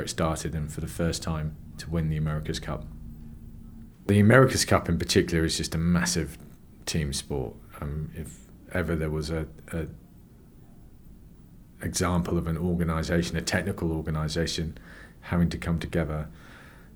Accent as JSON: {"language": "English", "area": "Cornwall", "region": "South West England", "country": "United Kingdom", "tie": "born or raised there", "said": "I grew up in Cornwall"}